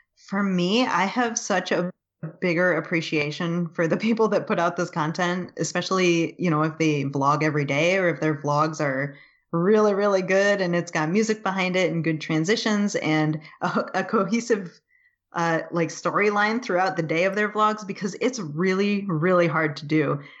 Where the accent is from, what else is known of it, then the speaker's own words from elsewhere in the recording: Buffalo, New York, United States; also born or lived in California; I was born and we moved away from California into Buffalo.